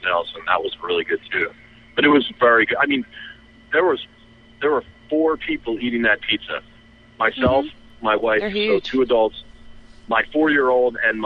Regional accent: Philadelphia, Pennsylvania, United States; as a Philadelphian born and bred

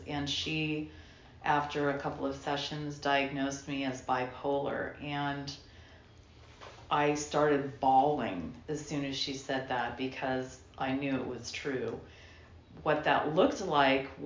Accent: Portland, United States; Born and raised in Portland, child of alcoholics

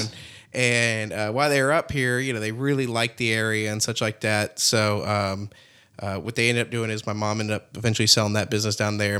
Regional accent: Apopka, Florida, United States; born and raised in the greater Orlando area

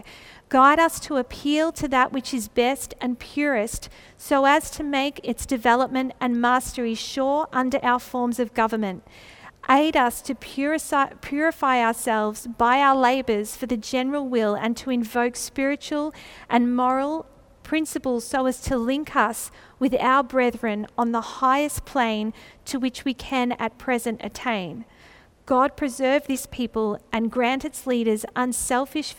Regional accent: Australia

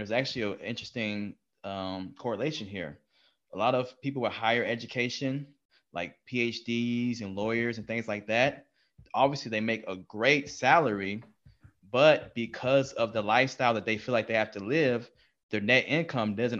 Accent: Texas, United States; We are from Texas

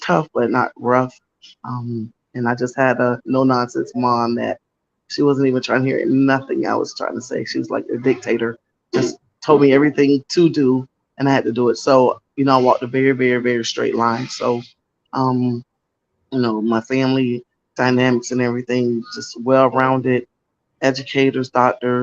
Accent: Lake Wales, Florida, United States; I grew up in Lake West, Florida. That's one of the citrus capitals of the world

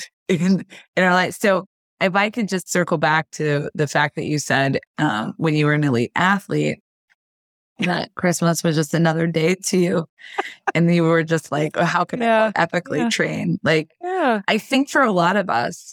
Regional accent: Kansas, United States; now in Florida, United States; I was raised in Kansas

